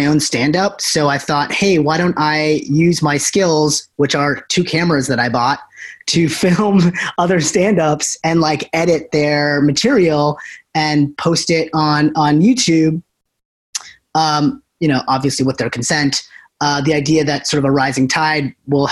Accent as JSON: {"language": "English", "region": "New Hampshire", "country": "United States", "tie": "born or raised there", "also_born_or_lived": "Providence, Rhode Island", "moved": "as an adult", "lives_now": "Los Angeles, United States", "said": "I came from the East Coast. I born and raised in New Hampshire"}